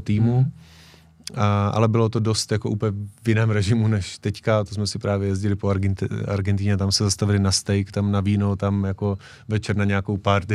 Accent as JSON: {"language": "Czech", "country": "Czechia", "said": "jsem z Česka"}